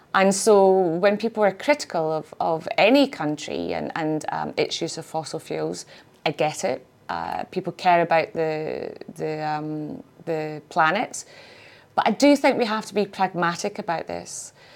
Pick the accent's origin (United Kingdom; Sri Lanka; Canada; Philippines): United Kingdom; Scotland; being Scottish